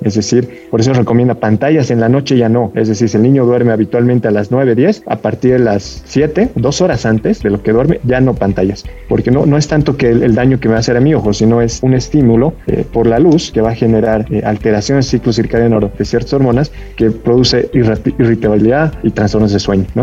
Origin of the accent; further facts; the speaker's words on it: Bolivia; como buen boliviano